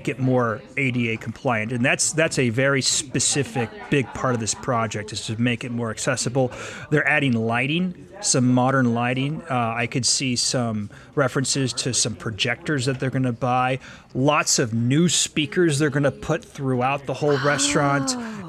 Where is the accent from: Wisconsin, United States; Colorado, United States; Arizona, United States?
Colorado, United States; Denver; especially an iconic thing like this that is such a compass for a child's memory, you know, growing up in Denver